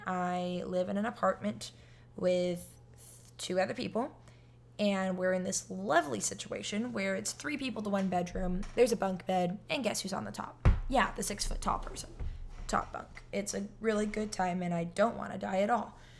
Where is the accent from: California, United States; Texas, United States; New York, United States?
California, United States; moved away as an adult; now in Florida, United States; I'm in Florida and I'm from California